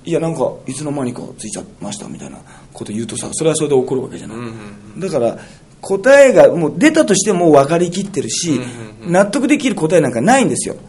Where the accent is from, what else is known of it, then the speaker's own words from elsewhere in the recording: Toyooka, Hyogo, Japan; 城崎温泉というのは豊岡市ってところにあってね、これ、私のむちゃむちゃ地元なんですよ